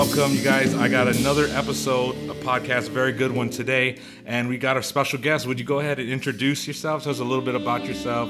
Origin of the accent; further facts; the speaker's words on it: United States; I'm an American